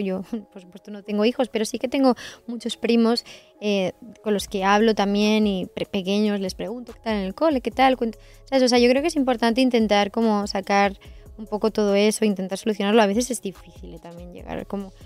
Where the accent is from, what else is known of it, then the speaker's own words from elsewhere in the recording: Sant Climent de Llobregat, Catalonia, Spain; moved away as an adult; also born or lived in Viladecans; now in Madrid, Spain; Yo vivía en Vila de Cans y con 9 años me cambié a San Clemente del Terminé la primaria en Vila de Cans